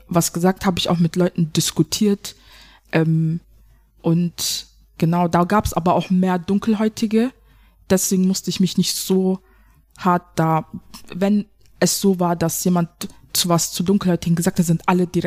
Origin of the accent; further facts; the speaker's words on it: Germany; ich bin ja auch eine Deutsche. Ich habe einen deutschen Pass, ich bin ja auch eine Deutsche.